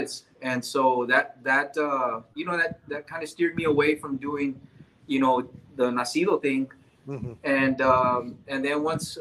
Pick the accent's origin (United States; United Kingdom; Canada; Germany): United States; Dilley, Texas; I'm originally from Dilly.